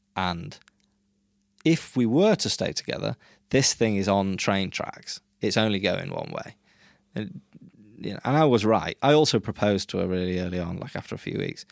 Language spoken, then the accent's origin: English; England, United Kingdom; moved away as an adult; also born or lived in Brazil; now in Norway; I grew up in England